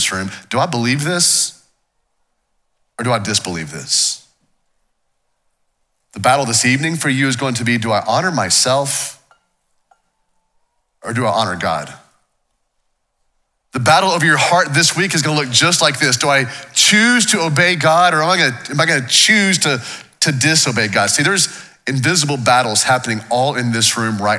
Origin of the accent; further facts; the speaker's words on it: Waco, Texas, United States; I grew up here in Waco. This is my hometown.